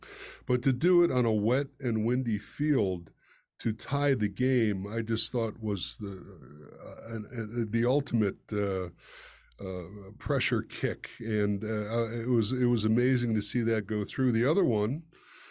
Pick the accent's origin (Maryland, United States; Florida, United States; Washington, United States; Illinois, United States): Illinois, United States; Chicago; I'm from Chicago